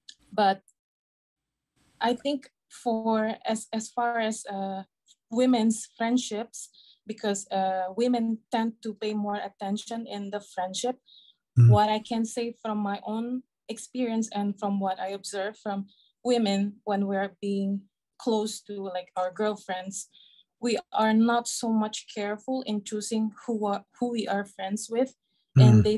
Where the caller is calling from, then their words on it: Indonesia; I'm calling from Indonesia.